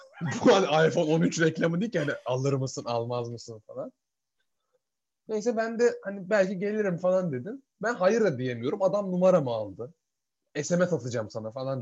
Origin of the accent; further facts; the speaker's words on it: Turkey; moved away as an adult; now in Edinburgh, United Kingdom; ben Türk'üm